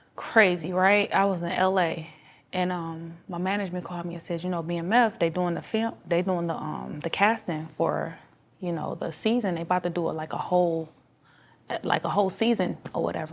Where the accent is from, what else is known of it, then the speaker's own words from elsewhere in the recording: Detroit, Michigan, United States; I was from Detroit, they'll let me say a little different Detroit slang